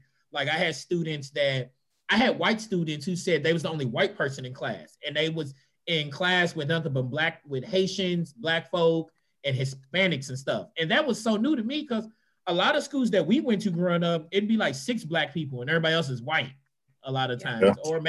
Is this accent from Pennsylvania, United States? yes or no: no; Kentucky, United States; moved away as an adult; also born or lived in Florida; Like growing up in Kentucky, it's pretty much just white and black people.